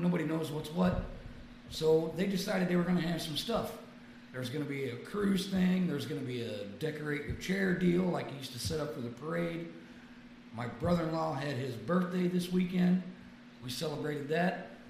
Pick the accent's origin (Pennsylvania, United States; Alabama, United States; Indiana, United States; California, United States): Indiana, United States; Lowell; moved away; I was actually born and raised in Lowell. I lived here 20 years, about 30 years ago.